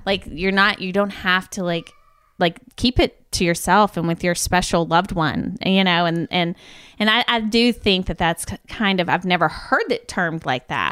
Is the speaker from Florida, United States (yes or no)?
no; Georgia, United States; moved away; also born or lived in Shelbyville, Tennessee; pretty southern. my family, we're from Georgia.